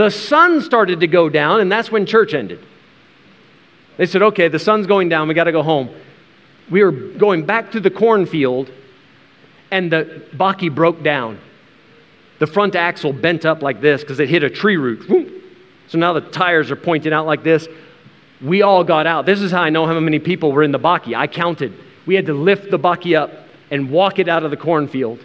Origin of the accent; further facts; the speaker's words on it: United States; as an American, as a weak, sissy American who's used to air conditioning in the church